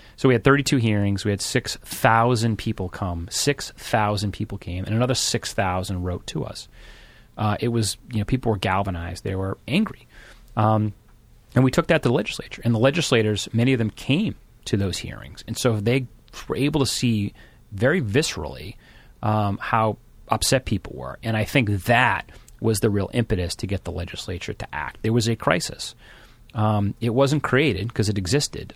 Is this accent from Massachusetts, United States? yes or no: yes; Randolph, Massachusetts, United States; I grew up in Randolph, so just south of Boston